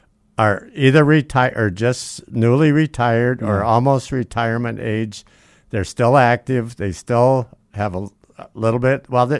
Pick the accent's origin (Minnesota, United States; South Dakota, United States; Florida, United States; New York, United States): South Dakota, United States; Yale; born or raised there